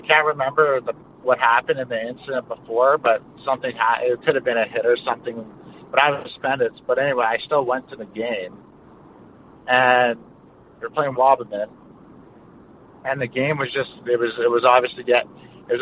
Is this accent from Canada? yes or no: yes; Westlock, Alberta, Canada; also born or lived in Fort Saskatchewan; I was originally born in St. Albert. So I was born there. And then when I was about, I only lived there for about a couple years, and I moved to Fort Saskatchewan. Lived there for a bit, and then moved up north to a small town called Westlock, which is about an hour from Edmonton